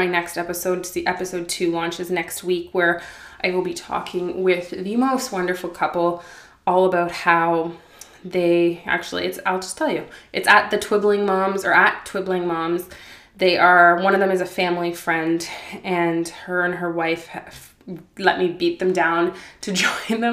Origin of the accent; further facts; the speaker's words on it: Ottawa, Ontario, Canada; Growing up in Ottawa, Canada, I'm very sheltered